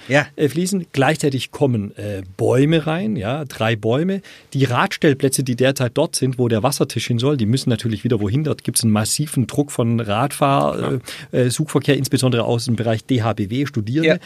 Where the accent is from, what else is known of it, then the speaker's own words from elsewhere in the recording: Riedlingen, Baden-Württemberg, Germany; also born or lived in Erlangen; Bin dann aber aufgewachsen in Riedlingen, eine kleine Stadt an der Donau